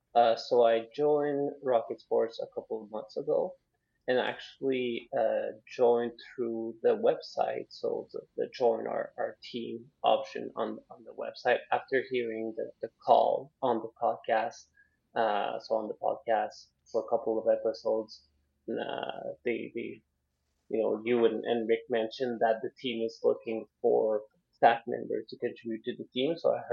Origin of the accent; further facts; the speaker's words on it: Ottawa, Ontario, Canada; So because I lived in Ottawa, so I was raised in Ottawa all throughout my young life. So that was when I was very young.